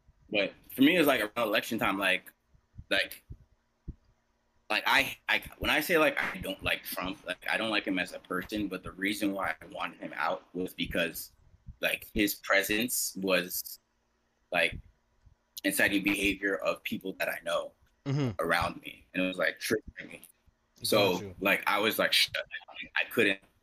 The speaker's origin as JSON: {"language": "English", "town": "New York City", "region": "New York", "country": "United States", "tie": "born or raised there", "said": "I grew up in Garrison Beach, Brooklyn"}